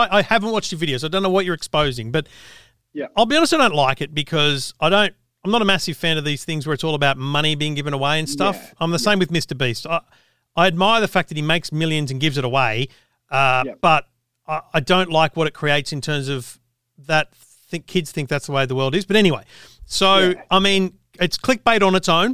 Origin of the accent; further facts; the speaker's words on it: New South Wales, Australia; I'm a country boy, New South Wales myself